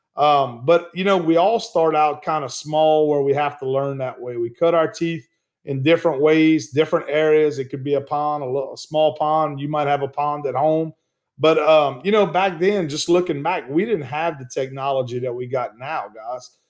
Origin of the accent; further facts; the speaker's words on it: Ville Platte, Louisiana, United States; also born or lived in Gonzales, Louisiana; growing up in Evangeline Parish, where I grew up at in the town of Ville Platte, Louisiana